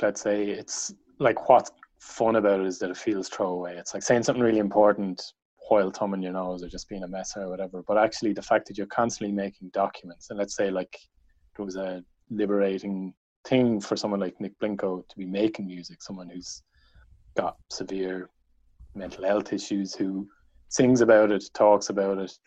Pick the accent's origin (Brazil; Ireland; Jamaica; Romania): Ireland; County Wexford, Leinster; I'm from County Wexford